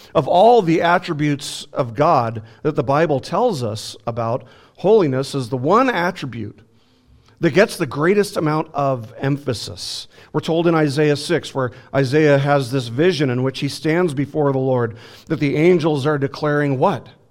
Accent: Las Vegas, Nevada, United States; moved away; I'm from Las Vegas

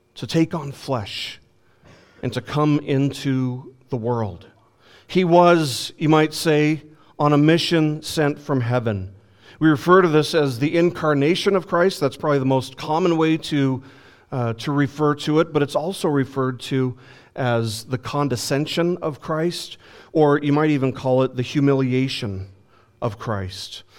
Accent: Las Vegas, Nevada, United States; when I was growing up in Las Vegas

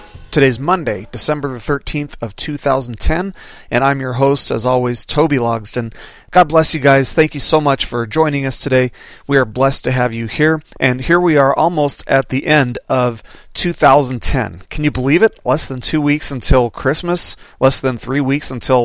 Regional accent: Las Vegas, Nevada, United States; now in Arkansas, United States; growing up in Las Vegas

